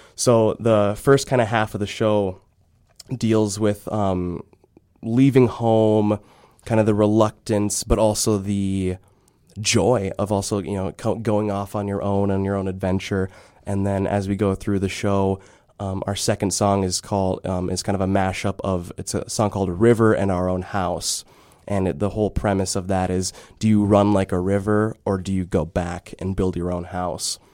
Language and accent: English; Bemidji, Minnesota, United States; moved away as an adult; come back to my hometown